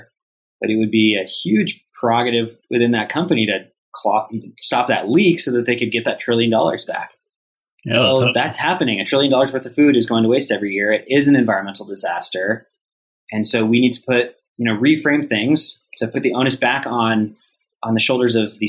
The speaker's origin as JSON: {"language": "English", "region": "Colorado", "country": "United States", "tie": "born or raised there", "said": "growing up in Colorado"}